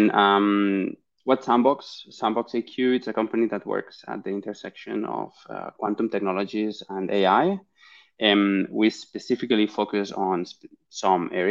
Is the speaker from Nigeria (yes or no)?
no; Barcelona, Catalonia, Spain; I'm originally from Barcelona in Spain